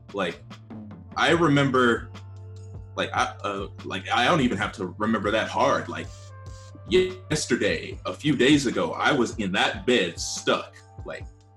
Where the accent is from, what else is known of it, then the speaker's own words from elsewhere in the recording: United States; I'm African American